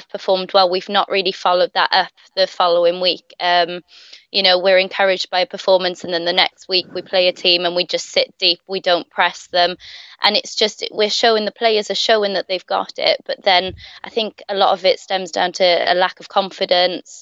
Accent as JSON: {"language": "English", "area": "Welsh", "region": "Wales", "country": "United Kingdom", "said": "being Welsh"}